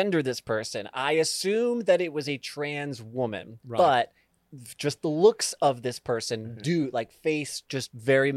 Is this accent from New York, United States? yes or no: yes; Long Island, New York, United States; I grew up on Long Island, about, you know, 40 miles from New York City proper